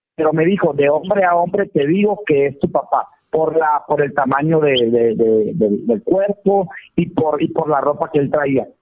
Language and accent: Spanish; Valle de la Trinidad, Baja California, Mexico; moved away as an adult; also born or lived in United States; now in Mexicali, Mexico; Yo estoy en Mexicali, Baja California, más soy originario de Valle de la Peña, es mi pueblo